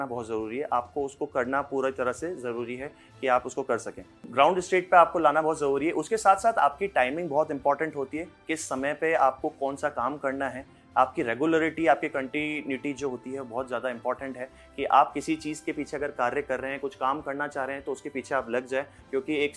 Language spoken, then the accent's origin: Hindi; Chittorgarh, Rajasthan, India; hello नमस्कार … और मैं चित्तौड़गढ़ का रहने वाला हूँ चित्तौड़गढ़ में ही मेरा एक कैफ़े और रेस्टोरेंट है